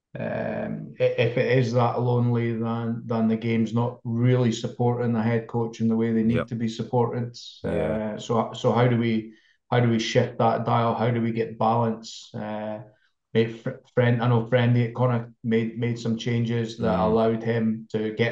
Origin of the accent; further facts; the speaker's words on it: Jedburgh, Scotland, United Kingdom; moved away as an adult; now in Adelaide, Australia; I grew up in Jedburgh and the Scottish borders